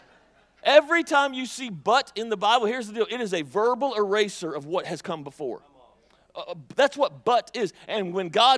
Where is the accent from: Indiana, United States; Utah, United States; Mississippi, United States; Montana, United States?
Mississippi, United States; I'm from Mississippi